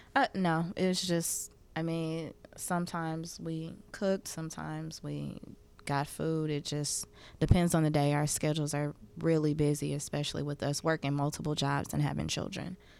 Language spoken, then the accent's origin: English; Oakland, California, United States; growing up in Oakland